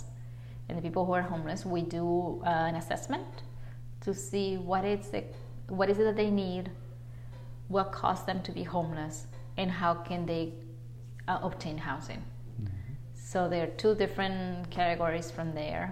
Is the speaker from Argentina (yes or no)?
yes; Buenos Aires, Argentina; moved away as an adult; also born or lived in Naselle, Washington; now in United States; Argentinian. Mm-hmm. And then I came to the state right to come to college after I graduated in Buenos Aires